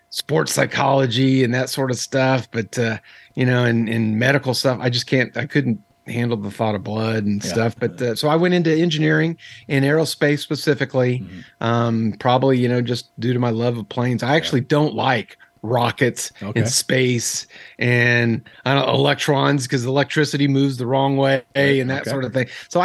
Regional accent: Texas, United States; born there; So I was born in Texas.

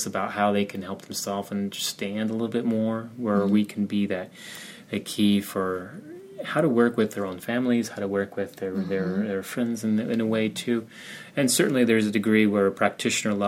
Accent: Albuquerque, New Mexico, United States; moved away; also born or lived in Kansas City / Belize / Guatemala; my home state in my hometown of Albuquerque and in New Mexico, which I grew up there

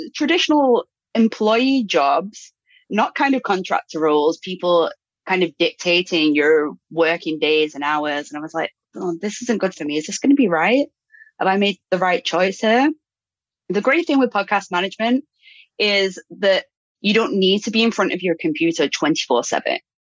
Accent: United Kingdom; moved away; also born or lived in Brazil; I'm I'm British.

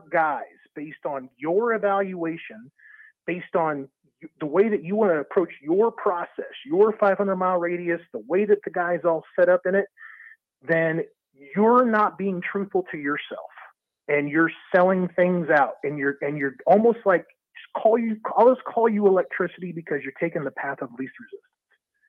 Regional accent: Texas, United States; If you think that I'm up here from Texas because I wanted to see the white stuff on the ground, you got another thing coming.

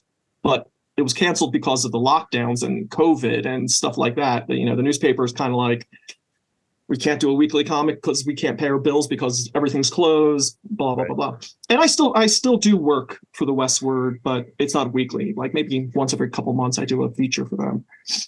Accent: Philadelphia, Pennsylvania, United States; moved away as an adult; also born or lived in Boston; now in Denver, United States; I grew up in Philadelphia, PA.

